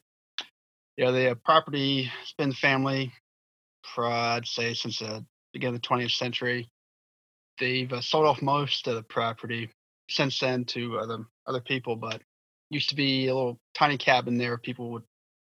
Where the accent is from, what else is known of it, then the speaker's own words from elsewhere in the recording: Southern Virginia, United States; moved away; also born or lived in Wilmington; Growing up in Southern Virginia, you got maple and oak trees all over the backyard.